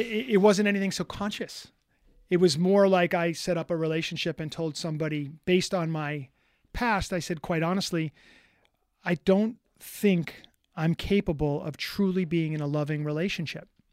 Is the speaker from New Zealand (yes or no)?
no; New York City, New York, United States; I'm from New York City